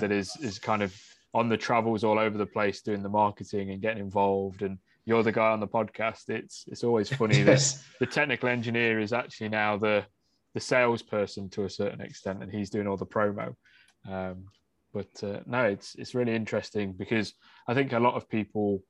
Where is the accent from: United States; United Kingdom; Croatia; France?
United Kingdom; I'm being British.